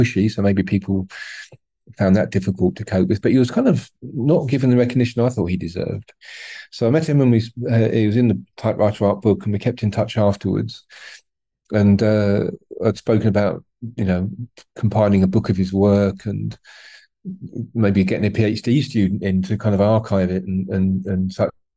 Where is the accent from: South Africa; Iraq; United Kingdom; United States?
United Kingdom; being British